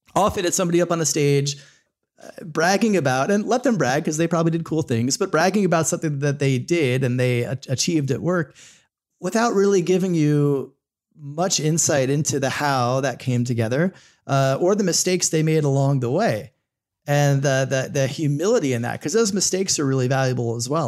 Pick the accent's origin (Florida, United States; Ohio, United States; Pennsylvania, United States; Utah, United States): Florida, United States; also born or lived in New York / Los Angeles; now in Northern Virginia, United States; I grew up in Florida, spent some time in New York and L